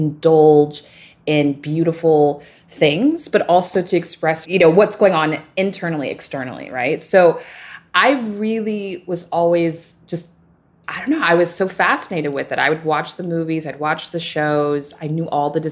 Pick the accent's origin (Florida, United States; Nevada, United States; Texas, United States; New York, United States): Texas, United States; Dallas; I grew up in Dallas, Texas